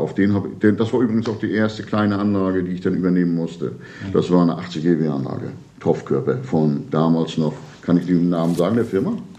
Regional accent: Rostock, Mecklenburg-Vorpommern, Germany; now in Ribnitz-Damgarten, Germany; Ich bin eigentlich ursprünglich Rostocker, ich bin hier auch geboren

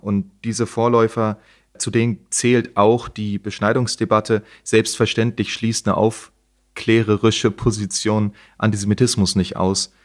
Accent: East Germany, Germany; ich komme aus der DDR

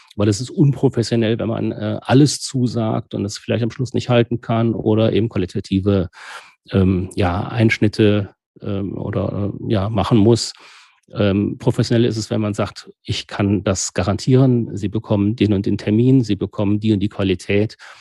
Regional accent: Rhineland, Germany; als Rheinländer

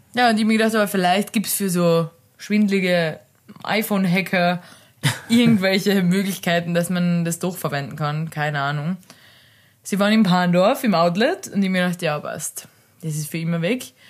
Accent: Carinthia, Austria; ich bin aus Kärnten

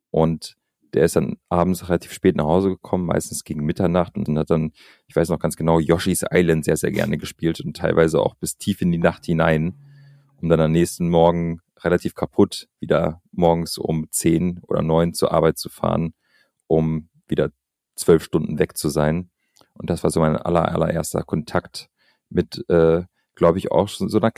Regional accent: Albania; ich bin in Albanien aufgewachsen und ich habe damals in den 90er, also ich bin in den 90er Jahren geboren.

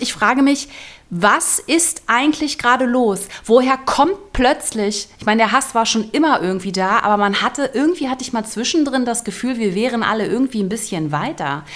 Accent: Berlin, Germany; moved away; Ich komme ja aus Berlin eigentlich.

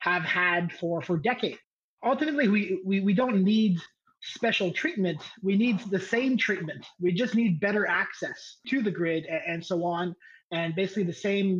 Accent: Canada; as a Canadian

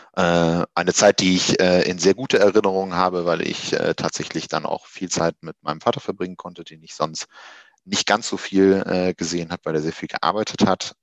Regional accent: Wuppertal, North Rhine-Westphalia, Germany; moved away as an adult; also born or lived in Düsseldorf / Göttingen; aufgewachsen in Wuppertal, äh, habe dort 20 Jahre lang mein, meines Lebens verbracht

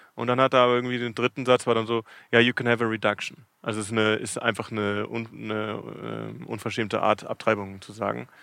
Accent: Munich, Bavaria, Germany; moved away as an adult; now in Cape Town, South Africa; Ich bin aus München ursprünglich.

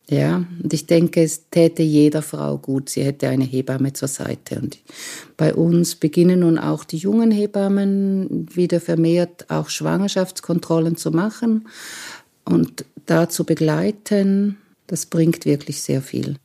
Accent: Romanshorn, Thurgau, Switzerland; Ich bin am Bodensee aufgewachsen in Romanshorn

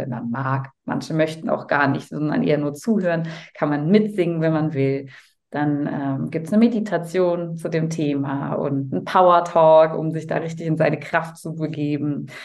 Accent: Cologne, North Rhine-Westphalia, Germany; Also ich komme aus Köln

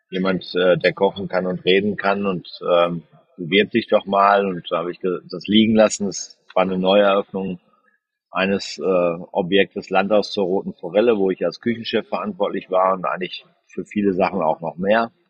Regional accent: North Rhine-Westphalia, Germany; moved away; das Schönste war eigentlich meine Heimat über die Kanäle Dortmund, äh, Waldrop, Recklinghausen und äh, Dorsten nochmal neu kennenzulernen nach 25 oder 30 Jahren, wo ich da weg war

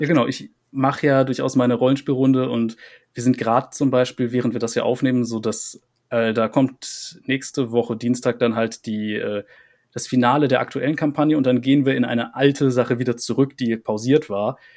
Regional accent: Rhineland, Germany; für mich als Rheinländer

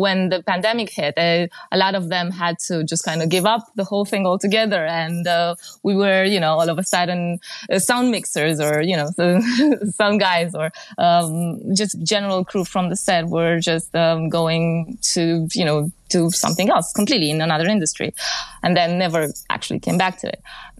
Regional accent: Romania; English is a second language; In Central Europe, I can basically, I mean, I'm from Romania, but I think I can speak for the region a bit.

